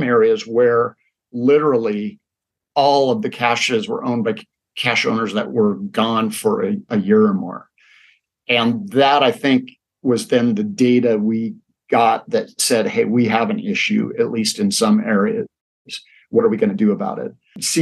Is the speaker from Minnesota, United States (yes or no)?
no; Spokane, Washington, United States; moved away as an adult; also born or lived in Seattle; now in Spokane, United States; my hometown community